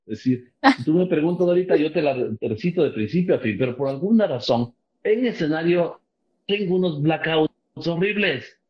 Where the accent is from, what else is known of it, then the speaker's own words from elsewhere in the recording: Ecuador; moved away; also born or lived in Miami; soy fuera del Ecuador